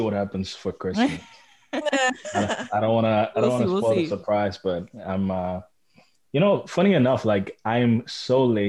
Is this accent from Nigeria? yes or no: yes; Nigeria; now in Toronto, Canada; growing up in Nigeria